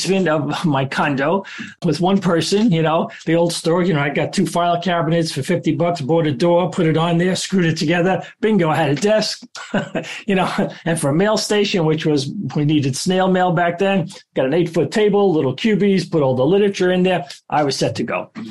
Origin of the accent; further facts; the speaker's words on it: New York City, New York, United States; I grew up in Brooklyn with immigrant parents